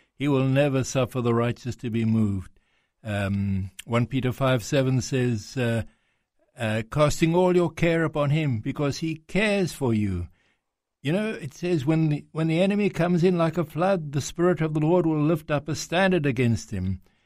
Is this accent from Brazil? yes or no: no; South Africa; accent: South African; now in Greece; I was born in South Africa, um, but my father's Greek, comes from Greece